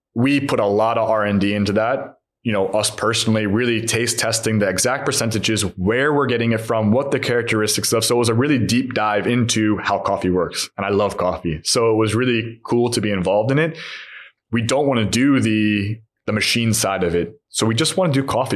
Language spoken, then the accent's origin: English; beach cities near Los Angeles, California, United States; moved away as an adult; also born or lived in Long Island, New York; now in Hungary; I come from America, so I understand the American suburb. My dad was working in New York, we lived Long Island, and same thing with LA. We were in these beach cities. I grew up in the beach city, and he they both worked